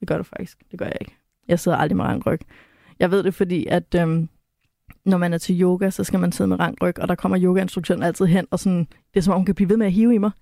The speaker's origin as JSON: {"language": "Danish", "area": "West Jutland", "region": "Central Denmark Region", "country": "Denmark", "tie": "born or raised there"}